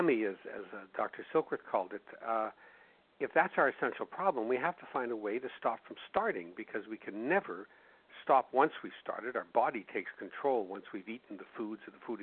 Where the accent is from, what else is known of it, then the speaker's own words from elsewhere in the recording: Winnipeg, Manitoba, Canada; my hometown of Winnipeg, Canada